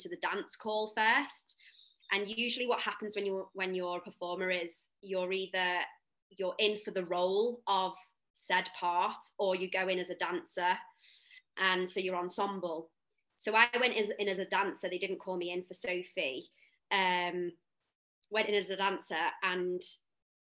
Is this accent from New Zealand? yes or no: no; the Wirral, North West England, United Kingdom; now in London, United Kingdom; I am born and raised on the Wirral